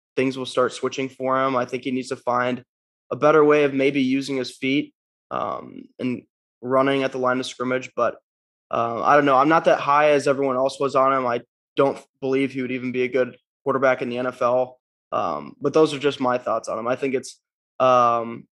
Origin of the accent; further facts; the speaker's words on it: Nebraska, United States; now in Kansas City, United States; I come from Nebraska.